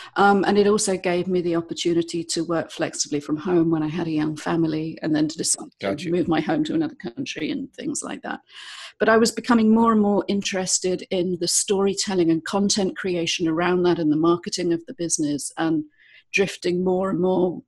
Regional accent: London, United Kingdom; moved away as an adult; also born or lived in eastern Spain; now in Spain; I'm from London originally

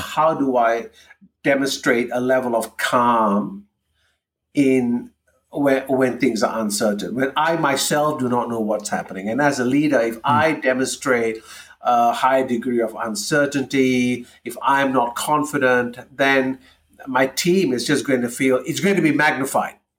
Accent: Malaysia; moved away as an adult; growing up in Malaysia, we learn how to navigate cultural differences from a very early age.

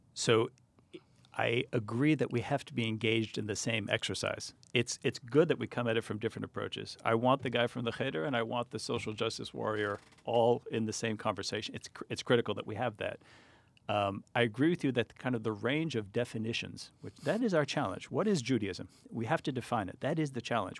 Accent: United States; I, I grew up here. I grew up in pretty non-Jewish environments

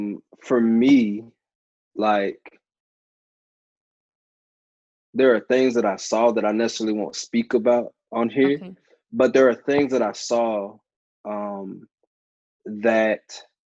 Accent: St. Louis, Missouri, United States; also born or lived in Clarksville / Alaska / Atlanta; So I was born in Clarksville, Tennessee, and then we moved to Alaska. I went to middle and high school in St. Louis, and then moved to Atlanta. And that's where I lived at for a while. So I consider Atlanta home.

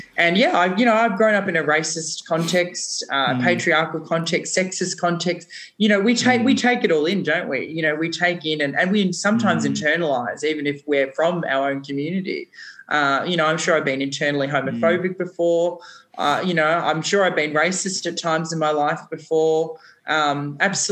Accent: Australia; being an Australian

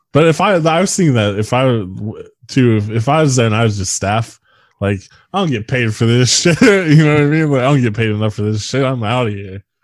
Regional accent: United States

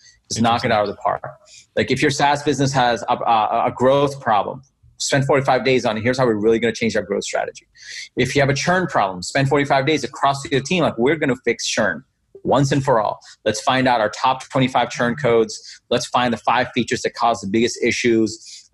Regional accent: New York City, New York, United States; also born or lived in Bangladesh; So I was born in Bangladesh, and I grew up in Queens, New York. I moved here when I was 10.

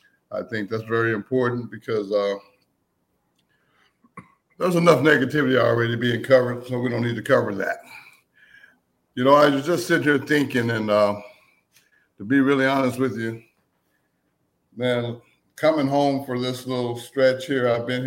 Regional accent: Greenville, Texas, United States; moved away; my hometown of Greenville, Texas. Very proud of Greenville, Texas. I'm proud to be from Greenville, Texas.

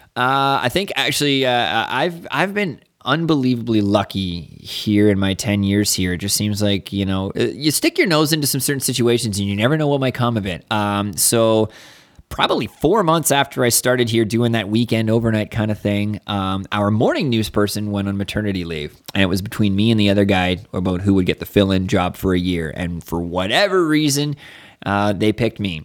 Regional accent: Niagara Falls, Ontario, Canada; moved away; I grew up in Niagara Falls

